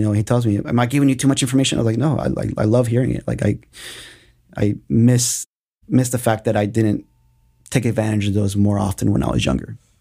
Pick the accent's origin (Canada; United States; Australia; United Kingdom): United States; Austin, Texas; also born or lived in Mexico; I've been in Austin since I was three years old